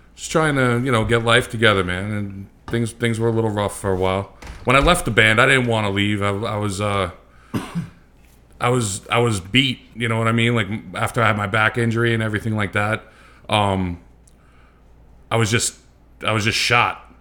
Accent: United States; I'm from the U S, I'm not from here

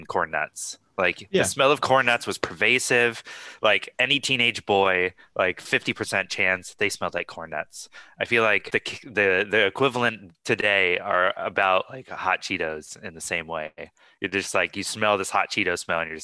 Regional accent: Ukiah, California, United States; Growing up in Ukiah

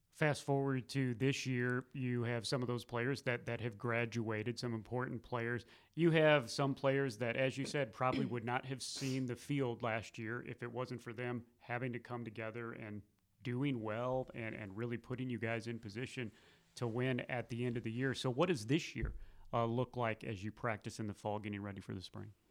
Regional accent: Missouri, United States; now in North Carolina, United States; growing up in Missouri and then being out here in North Carolina for, for twenty years

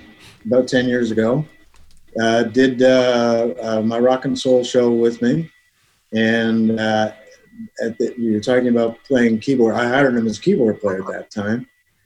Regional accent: Wallaceburg, Ontario, Canada; I'm from Wallaceburg.

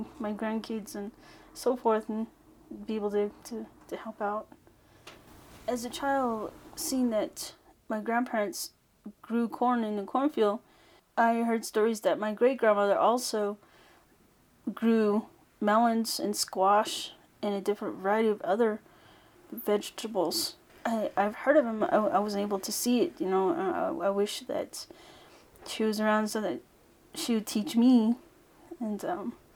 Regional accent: United States; I am Navajo from Navajo Nation.

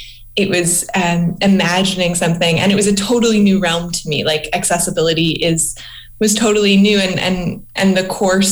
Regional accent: East Coast, United States; I worked a lot in museums I'm from the East Coast.

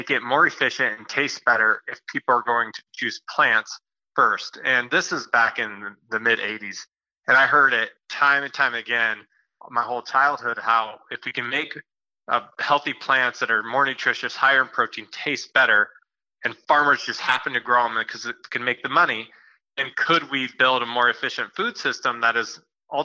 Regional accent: Iowa, United States; I grew up in Iowa

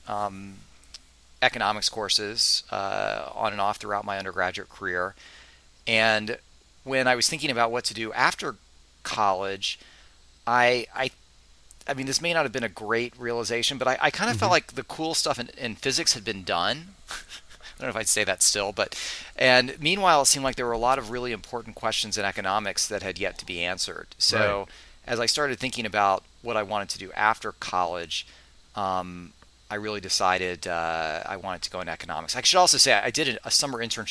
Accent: Raleigh, North Carolina, United States; moved away as an adult; I grew up in North Carolina, in Raleigh, North Carolina. I'm a Tar Heel.

